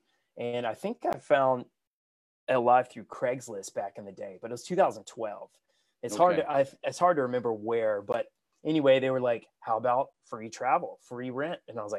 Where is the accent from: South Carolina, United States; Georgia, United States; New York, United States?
South Carolina, United States; also born or lived in Los Angeles; I grew up here in South Carolina